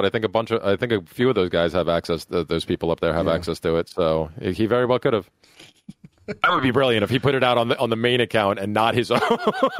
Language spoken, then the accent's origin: English; New York, United States; accent: New York; Leave me and my New York accent alone, all right?